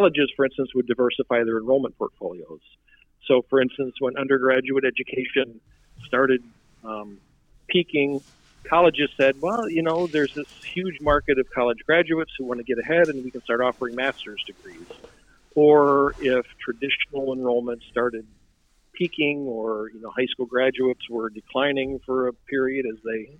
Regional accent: Iowa, United States; now in Oregon, United States; I grew up in Iowa, and neither of my parents even went to high school

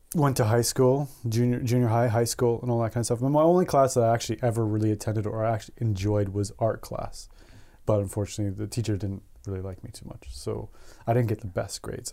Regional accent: Edmonton, Alberta, Canada; also born or lived in Beaumont, Alberta; I'm from, I'm from Canada. I was born in a town called Edmonton, Alberta. Um, and basically raising this town.

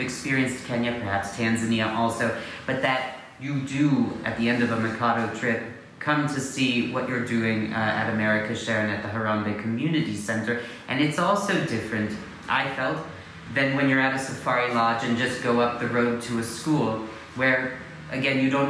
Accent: United States; as an American

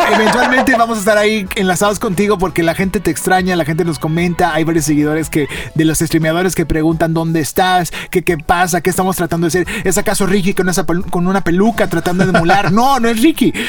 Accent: Monterrey, Nuevo León, Mexico; crecimos nosotros aquí en Monterrey

